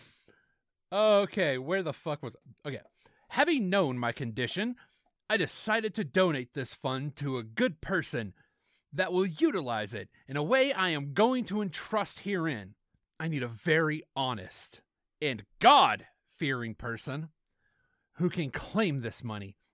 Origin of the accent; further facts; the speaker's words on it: the South, United States; accent: Southern; my shitty Southern accent